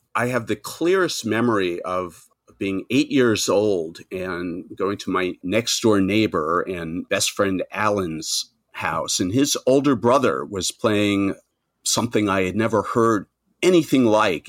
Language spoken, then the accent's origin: English; Nassau County, New York, United States; also born or lived in Manhattan, New York; I was born outside of New York in uh, Nassau County, the the first ring of suburbs. But I've been living in Manhattan for forty plus years now